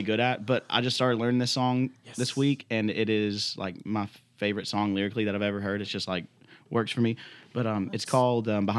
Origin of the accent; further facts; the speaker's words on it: Ringgold, Georgia, United States; accent: country; also born or lived in East Ridge, Tennessee; I was born in Eastridge. I grew up there until, I guess, I was like 10 or 11, and then I moved to Ringgold